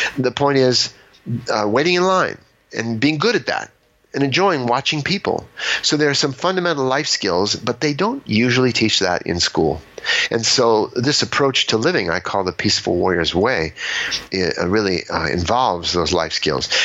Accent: Los Angeles, California, United States; I grew up in Los Angeles

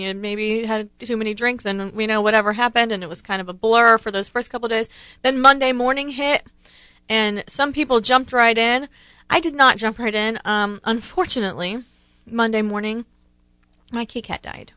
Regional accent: Ohio, United States; I grew up in Ohio

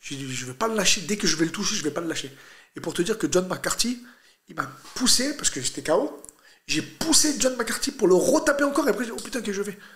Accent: France; also born or lived in Brazil; je suis un Algérien né en France

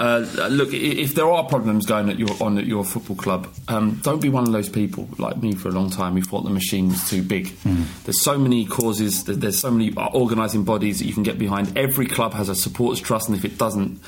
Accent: London, United Kingdom; I'm from London.

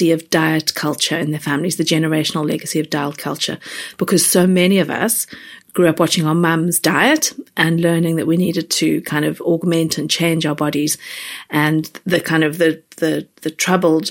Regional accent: South Africa; moved away; where I grew up in South Africa

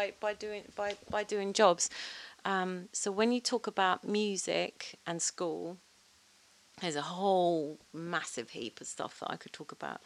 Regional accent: London, United Kingdom; also born or lived in Twickenham / Acton / Ealing; I was born in Hammersmith. But my mum lived around the corner from me here in Twickenham. But I went to school in Hammersmith

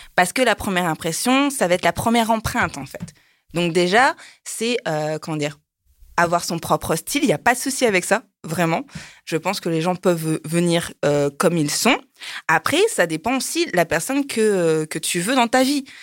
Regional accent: France; moved away; also born or lived in Japan; je suis française

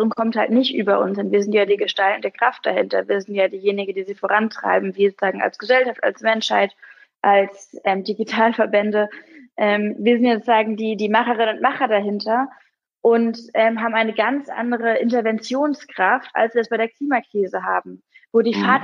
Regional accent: Hamburg, Germany; aber das wäre natürlich auch als Hamburgerin mein Traum, dass Hamburg dann irgendwann diese Stadt wird

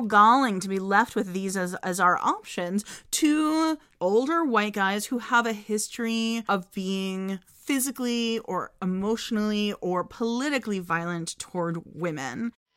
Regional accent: United States; as an American

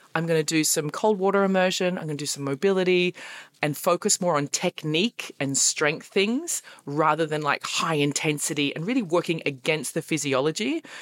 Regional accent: Australia; now in Berlin, Germany; I'm stuck in Berlin and I'm Australian

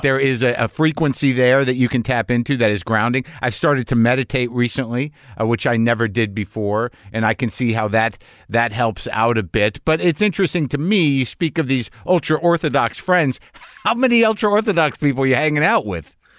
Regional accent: New Mexico, United States; I was brought up conservative Jew in New Mexico.

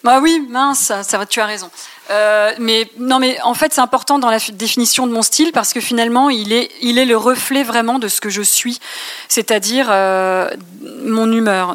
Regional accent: Reims, Grand Est, France; also born or lived in Paris; je suis rémoise, mais j'ai quitté Paris pour aller m'installer à Reims quand notre fille a eu un an.

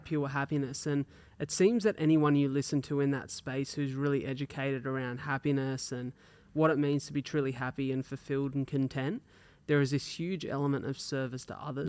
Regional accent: Wollongong, New South Wales, Australia; we're from Wollongong, so Wollongong's it's like a city

